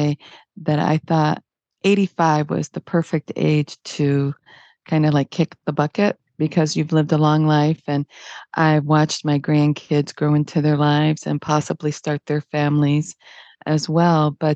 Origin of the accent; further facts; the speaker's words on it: Detroit, Michigan, United States; I was born in Detroit